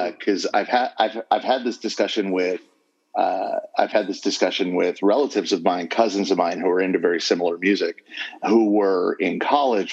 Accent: Southern California, United States; I grew up in Southern California

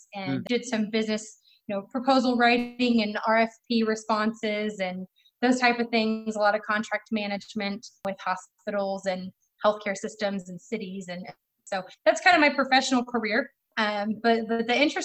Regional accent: Texas, United States; moved away; also born or lived in Florida / Arizona; I'm born and raised in Texas, went to Texas A&M

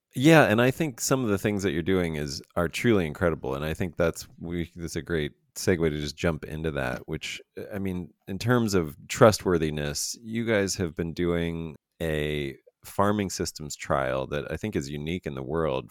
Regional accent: Fayetteville, Pennsylvania, United States; moved away; also born or lived in Chambersburg, Pennsylvania; I'm actually from Pennsylvania, born and raised

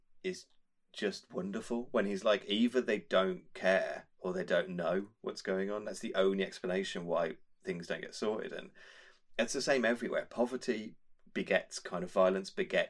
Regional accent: Birmingham, West Midlands, United Kingdom; a white geeky kid who grew up in Birmingham

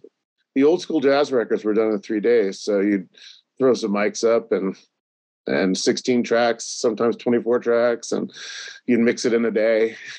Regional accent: Vermont, United States; moved away as an adult; I grew up in Vermont. So I grew up in a small little town.

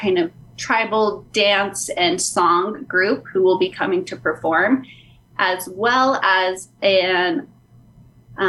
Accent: Gallup, New Mexico, United States; I was born and raised in Gallup

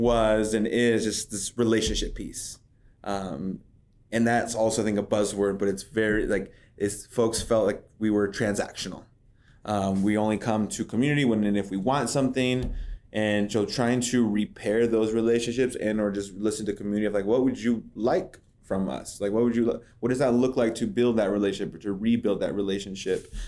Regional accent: Madras, Oregon, United States; also born or lived in Redmond, Oregon / San Francisco / North Dakota; now in Bend, United States; I grew up in this area. So, I'm from Madras, graduated as a white buffalo, right, born in Redmond.

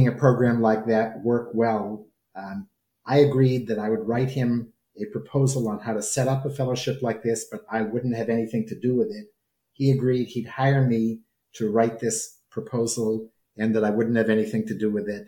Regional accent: New England, United States; moved away as an adult; also born or lived in Alabama / Louisville, Kentucky / Boston; I come from New England

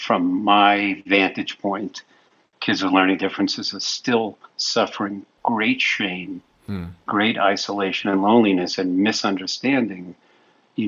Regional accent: New York City, New York, United States; I was born and raised in Brooklyn, New York.

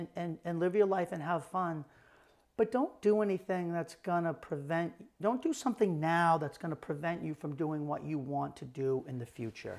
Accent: South Portland, Maine, United States; I grew up in the Village in South Portland.

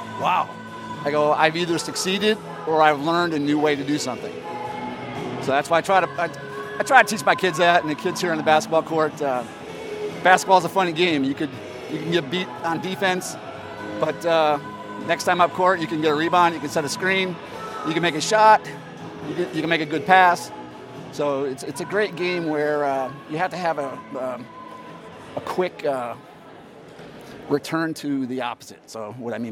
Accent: Seven Hills, Ohio, United States; I grew up in Seven Hills, Ohio. I went to Parma, Normandy

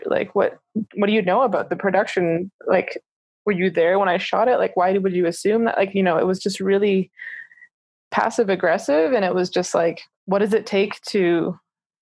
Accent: Canada; also born or lived in Toronto / Calgary, Alberta; as Canadian filmmakers

